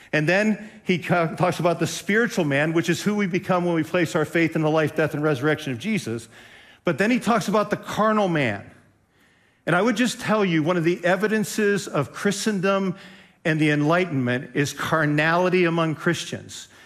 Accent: Western Pennsylvania, United States; now in Ohio, United States; I grew up in Western Pennsylvania.

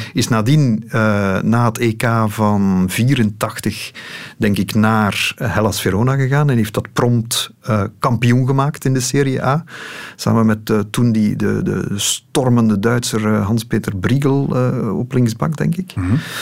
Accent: Lokeren, Flanders, Belgium; ik ben opgegroeid in Lokeren.

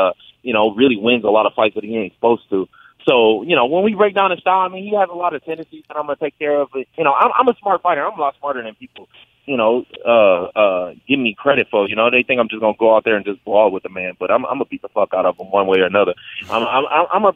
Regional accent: Michigan, United States; we're both from Michigan

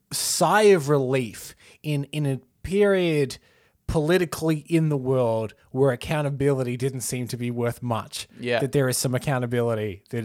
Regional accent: Australia; as an Australian on the outside looking

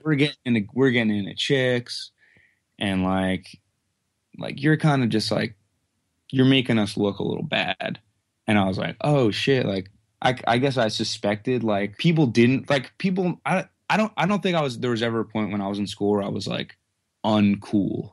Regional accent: Quakertown, Pennsylvania, United States; I live in Quaker Town, Pennsylvania, which is like, basically within like a twenty mile radius of where I currently live my whole life

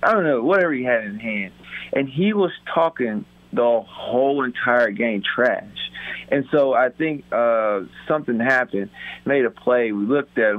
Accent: South Carolina, United States; born or raised there; now in Buffalo, United States

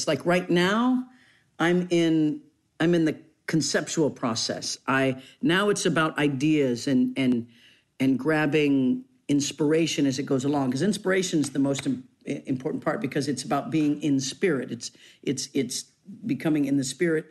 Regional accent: Leavenworth, Kansas, United States; moved away; I come from Leavenworth, Kansas

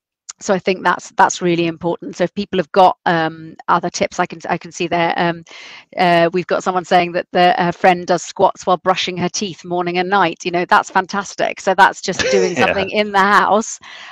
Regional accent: South East England, United Kingdom; I am from Sussex. There's the South Downs, so then they're not flat

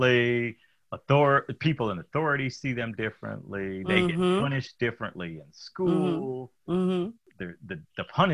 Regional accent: Detroit, Michigan, United States; moved away as an adult; I grew up in Detroit

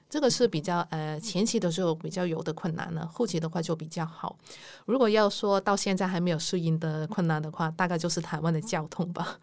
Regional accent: Hong Kong; first language Cantonese; Chinese is a second language; moved away as an adult; now in Kaohsiung, Taiwan; 我是一个香港人，然后我住在高雄已经三年多了，现在就在高雄工作

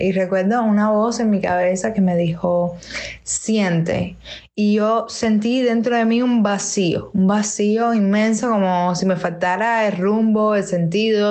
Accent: Havana, Cuba; Soy cantautora de La Habana, Cuba.

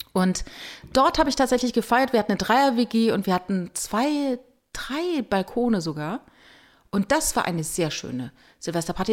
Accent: Rhineland-Palatinate, Germany; Ich komme halt aus der Pfalz.

